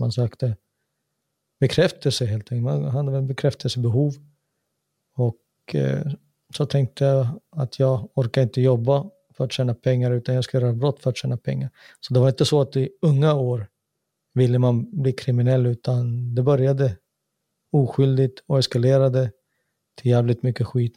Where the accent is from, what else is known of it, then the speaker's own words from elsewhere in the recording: Sweden; moved away as an adult; now in Finland; jag är född och uppvuxen i samma land